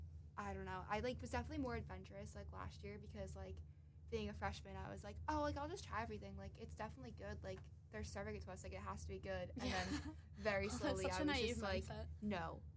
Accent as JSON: {"language": "English", "region": "New Jersey", "country": "United States", "said": "I'm from New Jersey"}